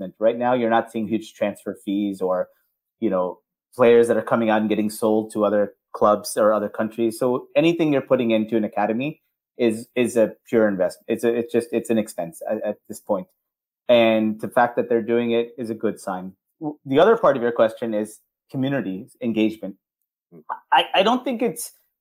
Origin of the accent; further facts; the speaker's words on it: California, United States; growing up in California